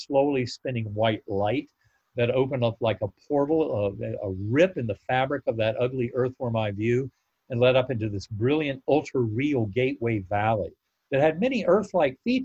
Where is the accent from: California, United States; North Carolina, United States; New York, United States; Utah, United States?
North Carolina, United States; my Methodist church growing up in North Carolina